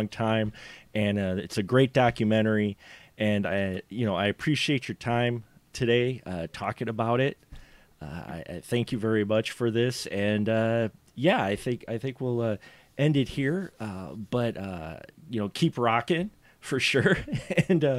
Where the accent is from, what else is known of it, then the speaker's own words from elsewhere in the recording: Milwaukee, Wisconsin, United States; moved away as an adult; now in Stevens Point, United States; But I'm originally from Milwaukee, so I am from a bigger city. But I came up here and went to college